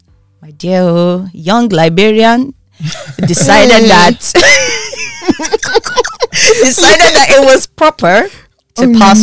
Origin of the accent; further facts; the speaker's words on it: Nigeria; moved away as an adult; now in United Kingdom; Well, I was born and bred in Nigeria. I know it doesn't sound like it, but yeah, grace of God. studied law in Nigeria, went to law school in Nigeria, came to the UK, did my master's